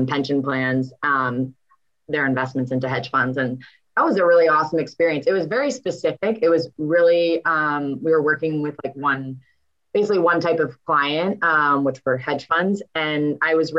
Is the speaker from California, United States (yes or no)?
no; Boston, Massachusetts, United States; So I'm from Boston. I grew up in the South End, which is true Boston